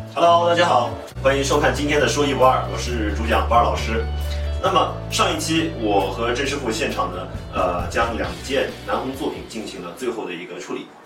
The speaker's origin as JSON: {"language": "Chinese", "country": "China", "said": "我们中国人"}